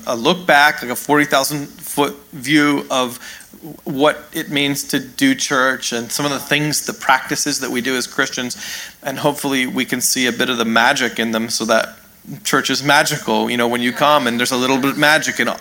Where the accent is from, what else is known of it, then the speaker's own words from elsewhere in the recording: Canada; also born or lived in New York, United States; now in California, United States; I'm actually a Canadian